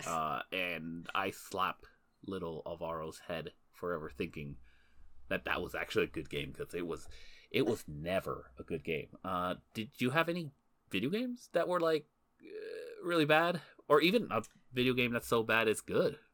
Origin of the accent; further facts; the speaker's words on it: Canada; We are Canadian citizens